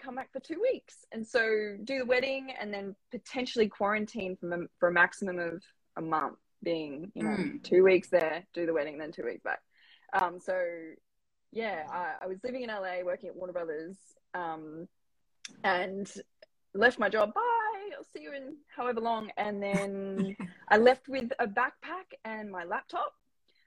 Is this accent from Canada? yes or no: no; Lismore, New South Wales, Australia; I grew up in Lismore, Northern Rivers, New South Wales